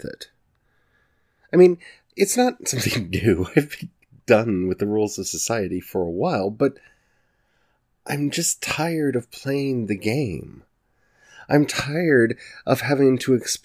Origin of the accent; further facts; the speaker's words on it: the South, United States; I grew up in the South